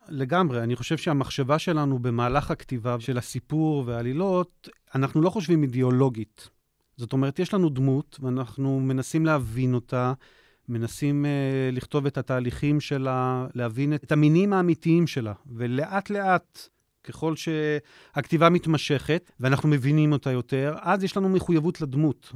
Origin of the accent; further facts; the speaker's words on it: Jerusalem, Jerusalem District, Israel; בירושלים. הילדות הייתה רובה בארמון הנציב, אחר כך uh, בית הכרם